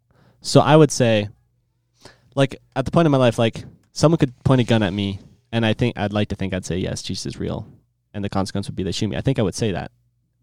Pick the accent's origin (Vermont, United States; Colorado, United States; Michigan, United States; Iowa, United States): Iowa, United States; with an A. I'm sure. I'm 13 from Iowa.